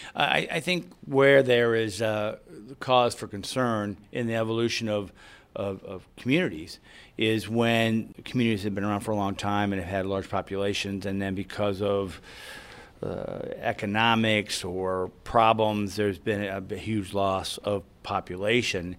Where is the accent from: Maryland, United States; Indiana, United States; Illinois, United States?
Illinois, United States; Collinsville; my hometown of Collinsville, it's, we have a city system.